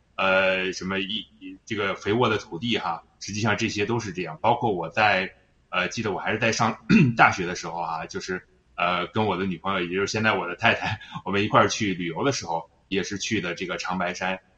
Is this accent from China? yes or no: yes; northern China, China; 这个虽然不是东北人哈，但是我觉得作为北方人来说的话，呃，实际上，呃，我的父亲就是大庆油田出来的